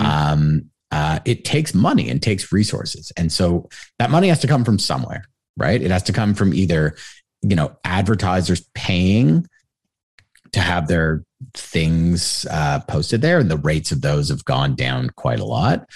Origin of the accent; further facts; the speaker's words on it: Toronto, Ontario, Canada; also born or lived in Montreal; I was born and raised in Toronto, my parents were both from Montreal